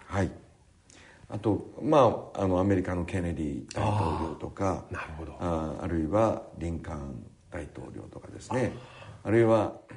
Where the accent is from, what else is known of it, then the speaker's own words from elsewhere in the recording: Kagoshima, Japan; 私が生まれ育った鹿児島の市内は